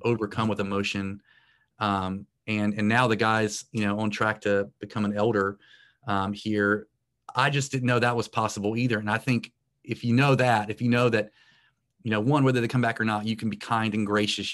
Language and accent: English; Morehead City, North Carolina, United States; in my hometown. And, uh, it's a small town in coastal North Carolina.